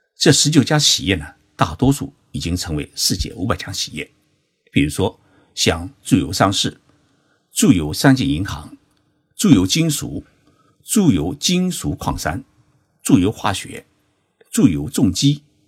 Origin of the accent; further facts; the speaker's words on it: Zhoushan, Zhejiang, China; moved away; 在我的老家浙江省舟山市参加两会